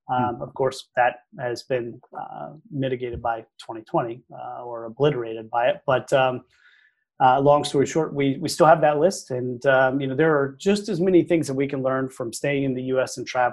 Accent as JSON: {"language": "English", "town": "Arlington", "region": "Texas", "country": "United States", "tie": "born or raised there", "said": "Oh yeah, I grew up in Arlington, Texas."}